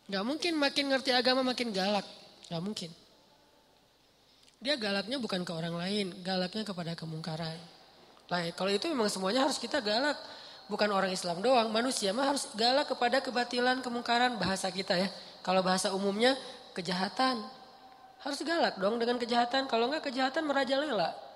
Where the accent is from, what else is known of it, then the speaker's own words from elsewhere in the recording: Aceh, Indonesia; now in Bandung, Indonesia; Alhamdulillah Allah takdirkan saya tinggal di Ban di Bandung. Ini nikmat yang besar. Tanpa saya e, mengeluh sebagai orang Aceh karena itu juga nikmat yang luar biasa buat saya